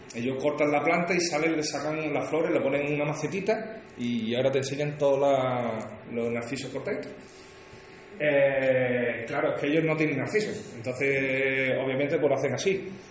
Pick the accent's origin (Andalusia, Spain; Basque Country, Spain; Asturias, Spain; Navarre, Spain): Andalusia, Spain; Huelva; Yo soy de Huelva